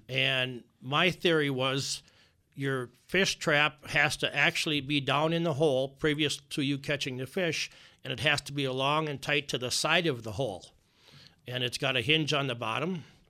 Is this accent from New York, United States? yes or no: no; Alexandria, Minnesota, United States; I'm from Alexandria, Minnesota